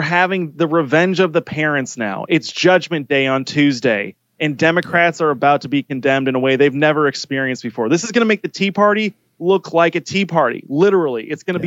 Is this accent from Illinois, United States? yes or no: yes; Illinois, United States; I'm actually from Illinois